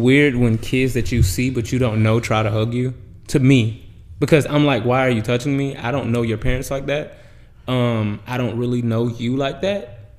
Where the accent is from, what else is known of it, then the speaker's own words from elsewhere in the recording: Florida, United States; Because growing up in the South, you don't understand boundaries until you hit like 25. In the age group of me, not like people that came after like my age group, because I'm 31. So when I was like 20, 21, if I was in Florida